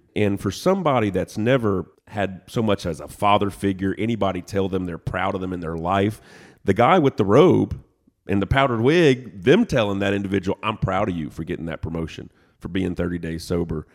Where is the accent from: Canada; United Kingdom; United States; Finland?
United States; Lafayette, Louisiana; moved away as an adult; also born or lived in Lake Charles, Louisiana / Nashville, Tennessee; now in Chattanooga, United States; originally, I was born in Lake Charles, Louisiana, but grew up in Lafayette, Louisiana.